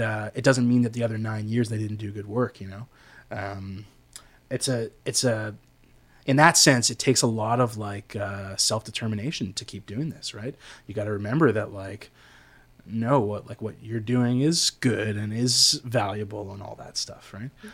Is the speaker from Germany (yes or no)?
no; Canada; I am such a Canadian